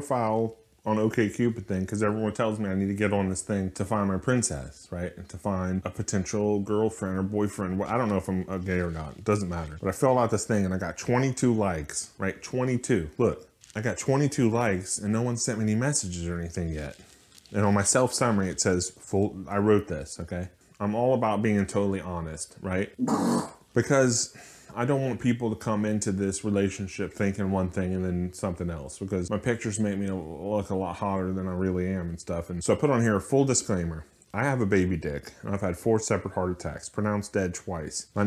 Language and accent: English; Mississippi, United States; I'm from Mississippi. Here in Biloxi